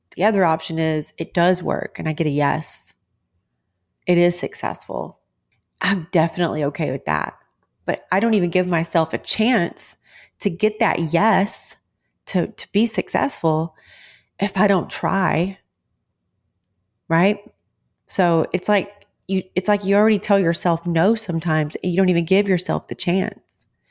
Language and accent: English; Texas, United States; I'm a born and raised Texas girl